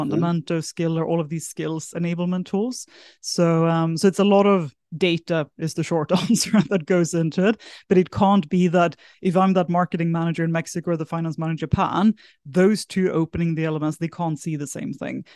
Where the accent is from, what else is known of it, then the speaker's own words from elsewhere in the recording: south of Sweden, Sweden; moved away as an adult; also born or lived in San Francisco; now in Singapore; I'm originally from Sweden, grew up in a small village in the south of Sweden, moved across to Singapore when I was eighteen